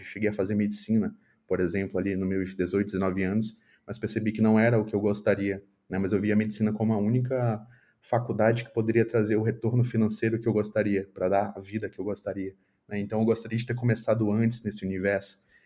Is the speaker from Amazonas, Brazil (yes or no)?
yes; Manaus, Amazonas, Brazil; moved away as an adult; na minha cidade natal, que é Manaus